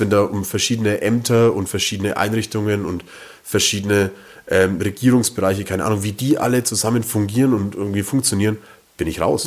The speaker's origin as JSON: {"language": "German", "town": "Langenzenn", "region": "Bavaria", "country": "Germany", "said": "wir kommen ja beide vom Land, wir kommen ja beide aus Langenzenn"}